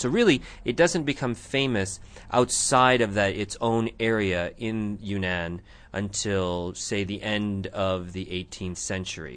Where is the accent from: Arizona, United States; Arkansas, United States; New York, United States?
Arizona, United States; Tucson; I grew up here